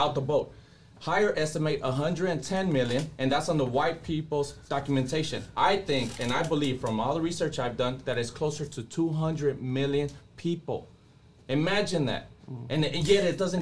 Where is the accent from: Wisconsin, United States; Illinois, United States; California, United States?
California, United States; Compton; also born or lived in Zacatecas, Mexico; I grew up in Compton. I'm still living in Compton all the time